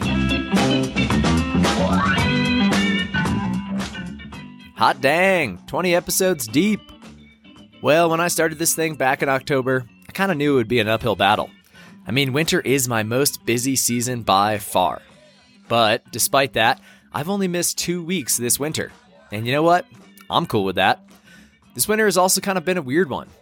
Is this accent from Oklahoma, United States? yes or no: no; Massachusetts, United States; now in San Juan Mountains, Colorado, United States; I'm from Massachusetts